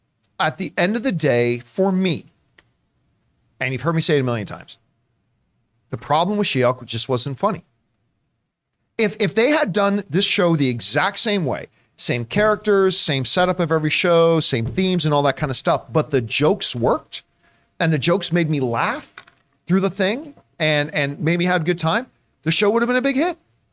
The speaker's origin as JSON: {"language": "English", "town": "Hamilton", "region": "Ontario", "country": "Canada", "tie": "born or raised there", "said": "that's my hometown. It was Hamilton, Ontario."}